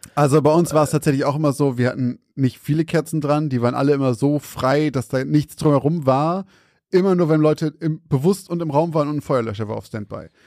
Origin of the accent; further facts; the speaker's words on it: Zeven, Lower Saxony, Germany; moved away; in Zeven, da wo ich herkomme